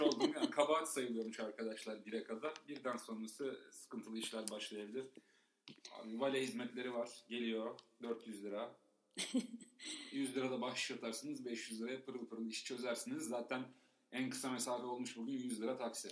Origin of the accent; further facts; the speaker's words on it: Istanbul, Turkey; İstanbul'da büyüdük.